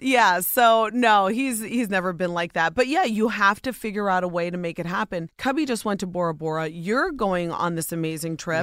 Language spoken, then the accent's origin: English; Ohio, United States; born or raised there